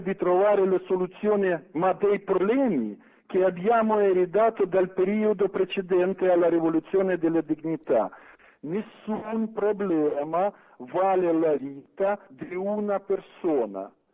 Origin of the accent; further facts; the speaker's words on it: Ukraine; Italian is a second language; now in Italy; Ucraina, nel territorio del mio paese